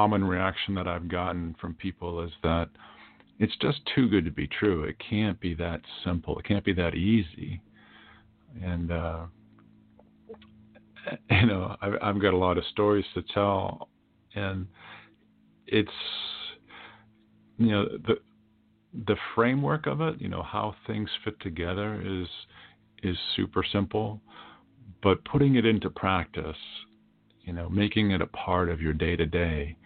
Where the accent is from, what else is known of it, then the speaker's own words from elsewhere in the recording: Millis, Massachusetts, United States; moved away; also born or lived in Washington, D.C.; my hometown of Millis, Massachusetts